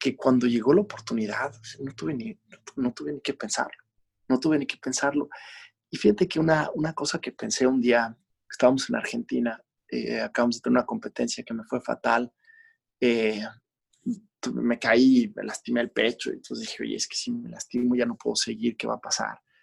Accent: Mexico; yo no crecí en otro país que no fuera México. Este, mi infancia entera fue ahí

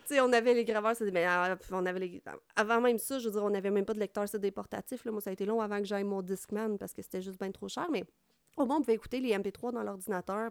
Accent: Trois-Rivières, Quebec, Canada; je viens de Trois-Rivières

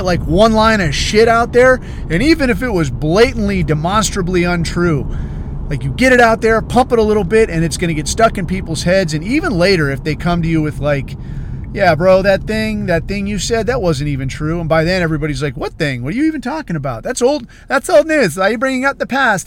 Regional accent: United States; I'm American

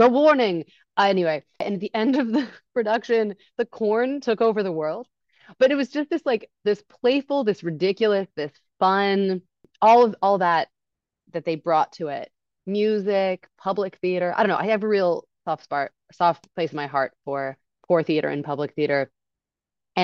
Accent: San Francisco Bay Area, California, United States; now in New York, United States; I grew up in the Bay Area

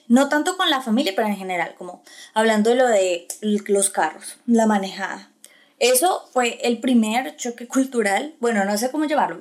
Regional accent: Colombia; moved away as an adult; now in United States; soy una colombiana, orgullosamente colombiana, eh, en Estados Unidos

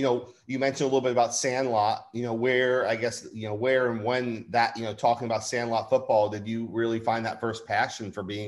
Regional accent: Livingston, New Jersey, United States; I'm being a Livingston guy myself.

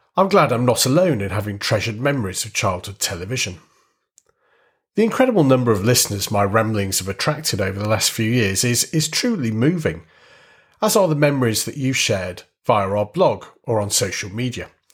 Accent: Warrington, North West England, United Kingdom; growing up in a town in the northwest of England

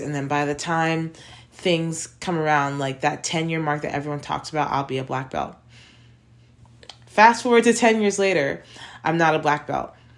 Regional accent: United States; moved away as an adult; now in China; being an American citizen and growing up in an American school system

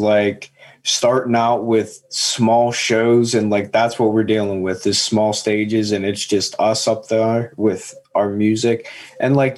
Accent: Seward, Pennsylvania, United States; also born or lived in Latrobe, Pennsylvania; I'm actually from a little town outside of Johnstown, Pennsylvania

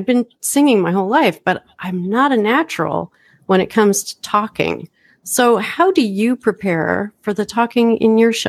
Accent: Portland, Oregon, United States; I'm from Portland, Oregon, and we have a lot of clouds.

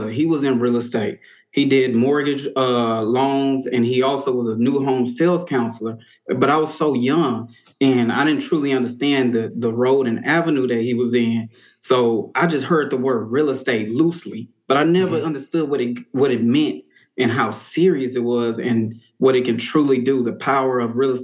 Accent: Houston, Texas, United States; also born or lived in Beaumont; I'm born and raised in Houston.

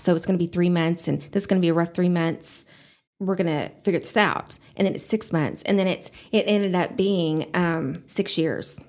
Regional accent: Amarillo, Texas, United States; I was born and raised in Amarillo.

